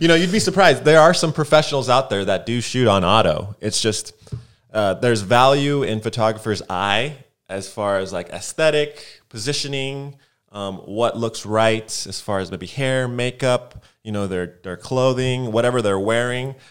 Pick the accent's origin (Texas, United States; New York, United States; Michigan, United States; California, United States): California, United States; Los Angeles; moved away as an adult; now in Atlanta, United States; I'm from Los Angeles. Was here 25 years before I decided to leave